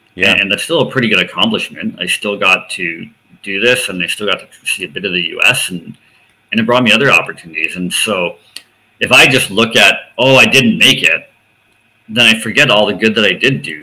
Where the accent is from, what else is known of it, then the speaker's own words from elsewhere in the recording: outside of Toronto, Ontario, Canada; growing up outside of Toronto, just outside of Toronto